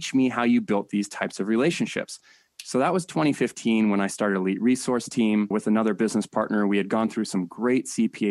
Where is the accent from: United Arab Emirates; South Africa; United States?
United States; San Diego, California; Born and raised in San Diego